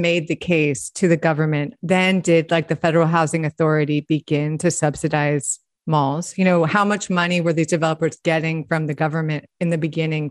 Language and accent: English; Los Angeles, California, United States; I have many mall stories myself growing up in Los Angeles